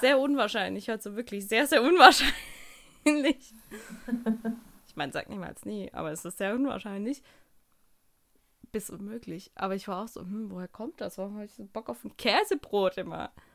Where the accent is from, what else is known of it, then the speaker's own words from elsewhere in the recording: Germany; als Deutscher